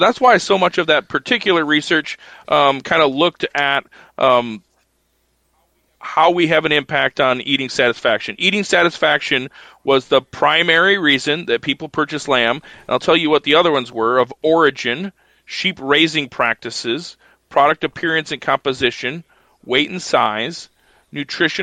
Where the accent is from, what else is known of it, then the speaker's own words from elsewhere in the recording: United States; American sheep producers